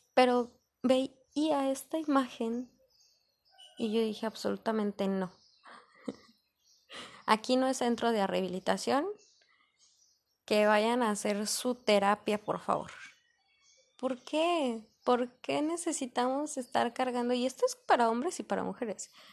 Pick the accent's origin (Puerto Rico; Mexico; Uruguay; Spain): Mexico; como mexicanos, nosotros aquí